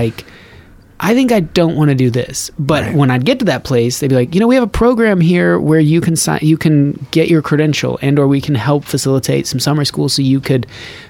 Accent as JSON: {"language": "English", "region": "Nevada", "country": "United States", "tie": "born or raised there", "also_born_or_lived": "Colorado / San Diego", "moved": "as an adult", "lives_now": "Austin, United States", "said": "I grew up in Nevada"}